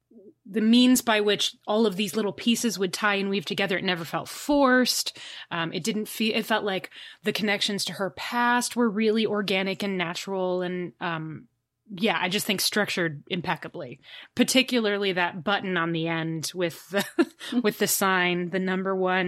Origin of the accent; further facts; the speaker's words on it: Chicago, Illinois, United States; I'm from Chicago. I definitely know and understand other cultures.